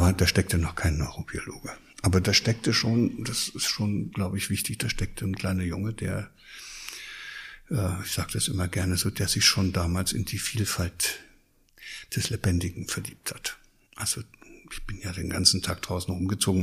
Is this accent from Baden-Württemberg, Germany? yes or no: no; Thuringia, Germany; moved away as an adult; also born or lived in Lower Saxony; now in Hesse, Germany; ich komme ja aus Ostdeutschland, aus Thüringen. Da bin ich aufgewachsen